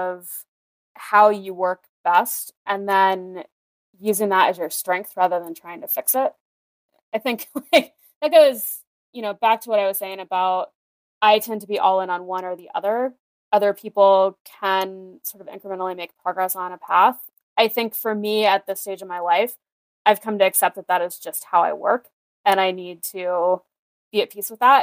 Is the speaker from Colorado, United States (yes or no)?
no; rural Iowa, United States; born or raised there